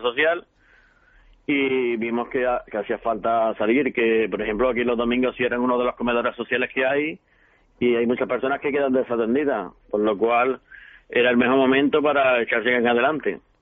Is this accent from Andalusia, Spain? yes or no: yes; Almería, Andalusia, Spain; yo soy del barrio de la Cañada de San Urbano, de Almería.